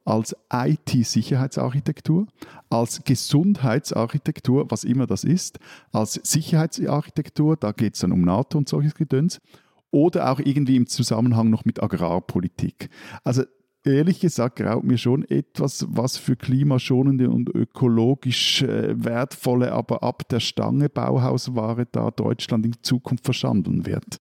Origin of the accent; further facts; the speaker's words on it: Switzerland; bin ich als Schweizer